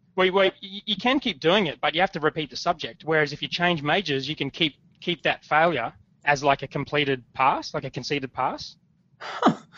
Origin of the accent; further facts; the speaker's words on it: Logan, Queensland, Australia; now in Gold Coast, Australia; I grew up in Brisbane in a place called Logan